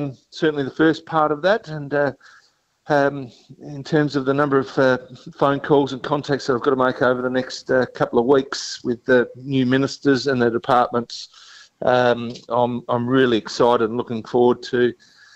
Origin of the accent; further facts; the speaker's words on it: Mount Gambier, South Australia, Australia; growing up in Mount Gambier